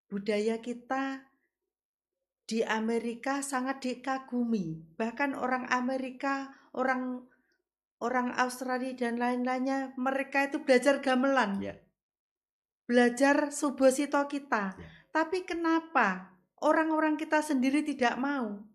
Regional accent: Kediri, East Java, Indonesia; born there; now in Tulungagung, Indonesia; saya kelahiran Kediri

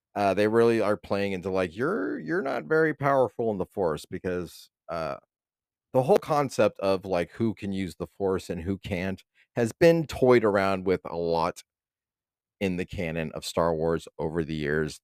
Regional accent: East Bay, California, United States; I'm from the East Bay

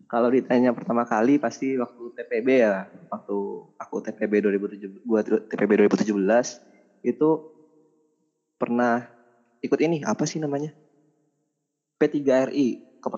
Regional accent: Padang, West Sumatra, Indonesia; Jadi kalau ditanya lokasi asal Padang atau Sumatera Barat

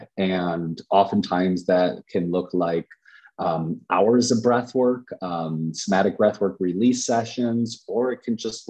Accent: Chicago, Illinois, United States; I'm from Chicago, and Chicago is pretty dense and it's really high activity.

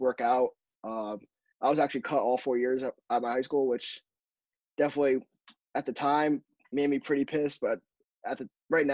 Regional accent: Connecticut, United States; Growing up in Connecticut

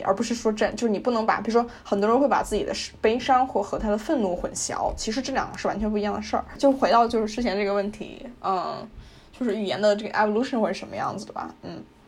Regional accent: China; 我们中国人

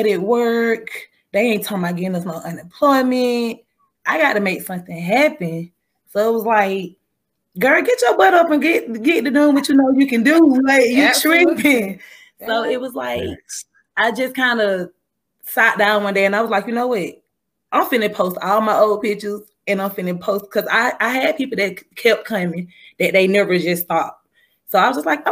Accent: Macon, Georgia, United States; I stay here in Macon, and I'm from Macon

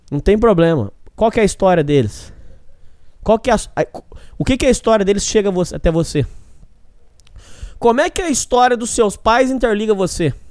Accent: Minas Gerais, Brazil; Eu vim do estado de Minas Gerais. Estado de gente trabalhadora, honesta, correta. Minas Gerais não é igual São Paulo.

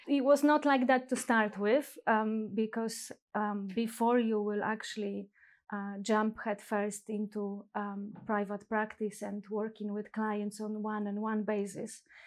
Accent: Poland; moved away as an adult; now in London, United Kingdom; I was born and raised in Poland, and I think that also shaped the person that I am today. Um, and twenty years ago, I moved to this country, which is England, London

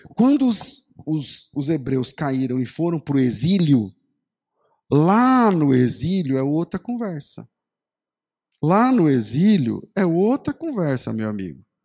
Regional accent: Brazil; a gente é brasileiro

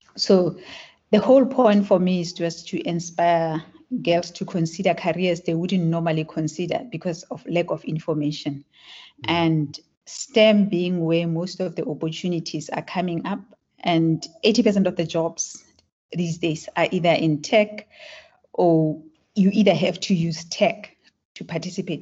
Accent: Klerksdorp, North West, South Africa; first language Tswana; English is a second language; So I grew up in South Africa. I was born in Klerksdorp

